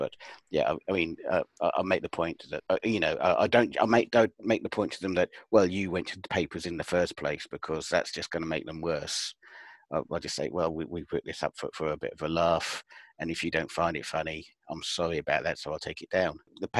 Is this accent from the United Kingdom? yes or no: yes; United Kingdom; Yeah, I mean, as a British thing goes, it is very British that we can laugh at ourselves